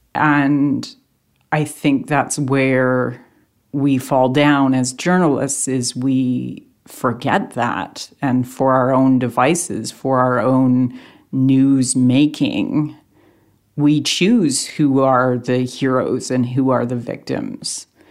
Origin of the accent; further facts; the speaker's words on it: Canada; Canadian journalists